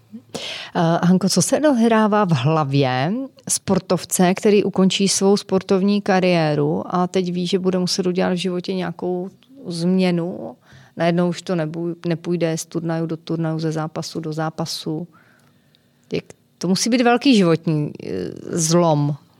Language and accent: Czech; Kopřivnice, Moravian-Silesian Region, Czechia; Já jsem z Kopřivnice, tam se házená hrála docela dobře